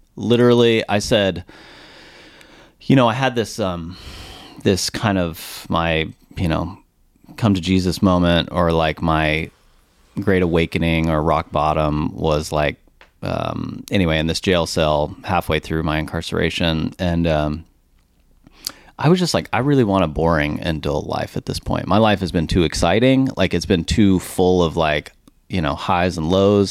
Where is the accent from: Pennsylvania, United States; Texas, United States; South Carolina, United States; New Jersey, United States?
Texas, United States; Richardson; I grew up here in Dallas, Texas, product of Richardson